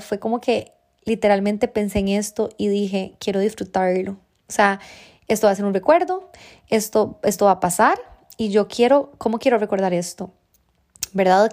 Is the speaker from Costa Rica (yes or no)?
yes; Costa Rica; moved away; yo, bueno, soy de Costa Rica, tengo eh, mi familia allá